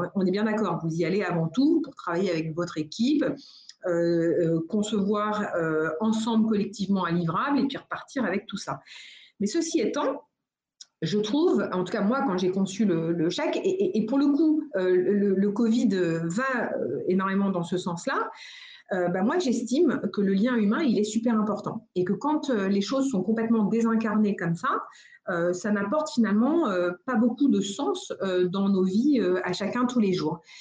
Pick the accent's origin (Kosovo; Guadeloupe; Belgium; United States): United States; now in France; j'ai grandi aux États-Unis. Alors je dis souvent, euh, je suis française de nationalité américaine de cœur